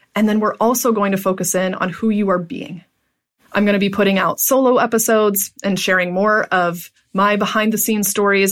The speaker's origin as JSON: {"language": "English", "town": "Pittsburgh", "region": "Pennsylvania", "country": "United States", "tie": "born or raised there", "moved": "as an adult", "said": "I moved back to my hometown of Pittsburgh"}